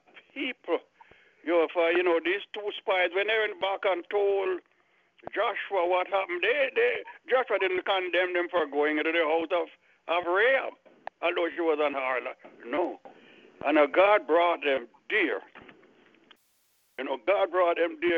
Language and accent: English; Jamaica; moved away as an adult; also born or lived in Miami; I was just came from Jamaica and I was living in Miami.